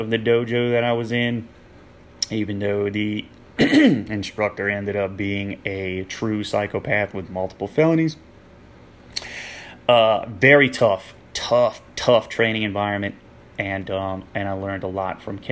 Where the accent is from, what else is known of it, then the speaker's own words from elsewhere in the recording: Louisiana, United States; moved away as an adult; also born or lived in Maryland; came back to Louisiana